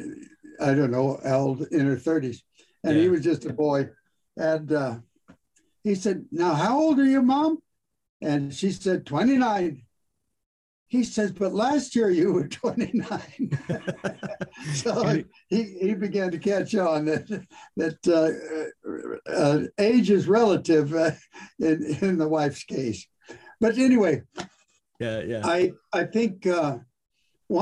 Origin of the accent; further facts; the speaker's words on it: California, United States; I'm born and raised in California